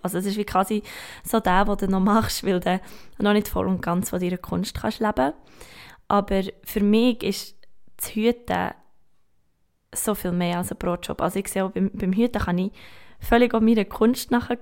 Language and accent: German; Gstaad, Bern, Switzerland; now in Bern, Switzerland; Ich bin ein Bergkind, ich komme aus, aus dem Sahnenland, aus Gstaad